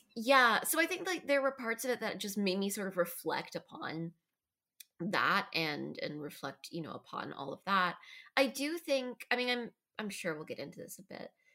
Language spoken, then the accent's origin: English; United States; as an American